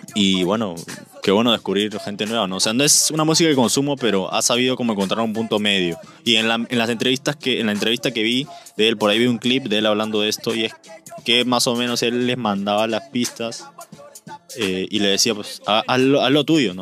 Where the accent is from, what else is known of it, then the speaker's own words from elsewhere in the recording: Peru; Nosotros somos peruanos